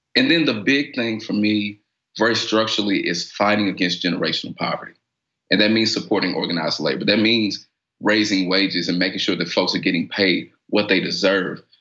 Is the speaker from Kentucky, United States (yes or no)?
yes; Louisville, Kentucky, United States; I come from the West End of Louisville.